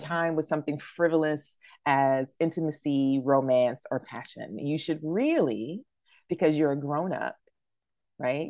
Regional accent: New Bern, North Carolina, United States; moved away; my hometown of New Bern

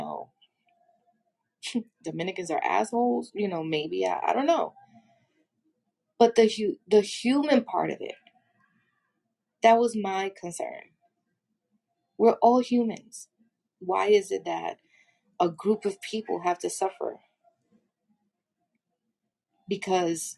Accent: New York City, New York, United States; also born or lived in Brooklyn, New York City / Bronx, New York City; I wasn't born in the Bronx, but I was born in Brooklyn, raised in Washington Heights. And now I live in the Bronx

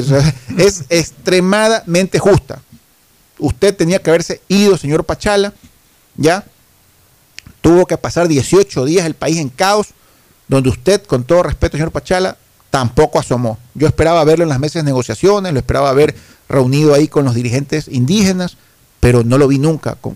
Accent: Ecuador; yo siento como ecuatoriano, como ciudadano

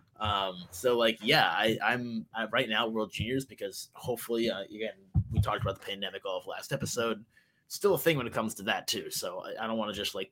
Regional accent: United States; as an American

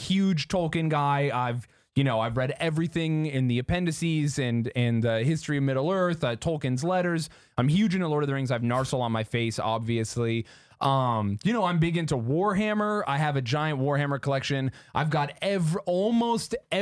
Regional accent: Utah, United States; I'm from Utah

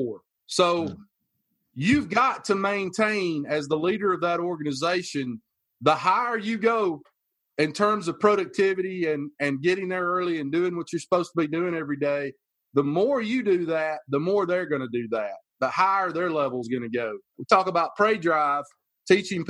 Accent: the South, United States; I'm from the South

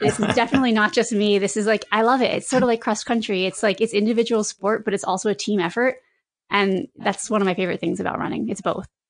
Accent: Lebanon, Connecticut, United States; I'm from Lebanon, Connecticut.

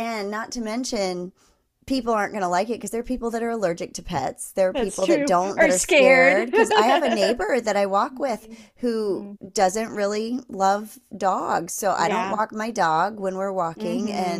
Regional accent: East Coast, United States; I miss East Coast fall, just because I grew up on the East Coast, and it was so dramatic and so long and drawn out.

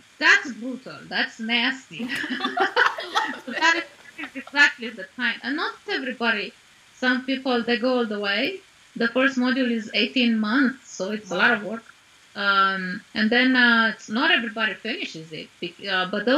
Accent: Arad, Arad County, Romania; my hometown. I was born in Arad in Romania

